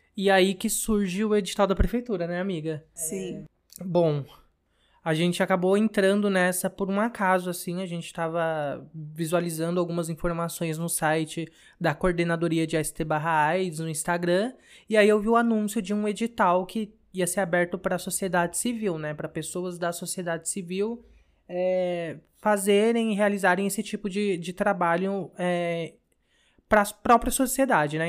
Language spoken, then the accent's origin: Portuguese; São Paulo, Brazil; sou aqui da Zona Norte de São Paulo, mais precisamente da região da Brasilândia